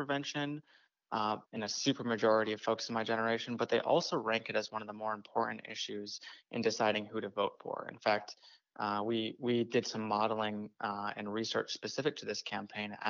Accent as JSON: {"language": "English", "town": "Orlando", "region": "Florida", "country": "United States", "tie": "born or raised there", "also_born_or_lived": "Washington State", "moved": "as an adult", "lives_now": "Washington, United States", "said": "I grew up in Orlando, Florida, and moved up to Washington State about 2 years ago."}